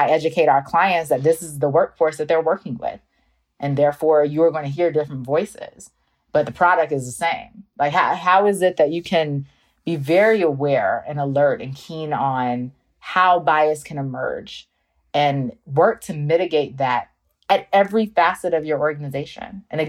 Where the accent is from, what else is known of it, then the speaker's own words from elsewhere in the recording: North Carolina, United States; So now when I tell people I'm from North Carolina, they're like, you don't have an accent. You're not Southern. It's like, I am Southern.